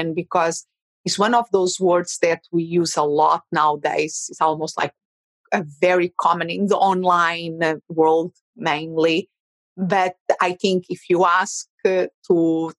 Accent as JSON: {"language": "English", "country": "Portugal", "second_language": "English", "moved": "as an adult", "lives_now": "Phoenix, United States", "said": "And originally, I'm from Portugal."}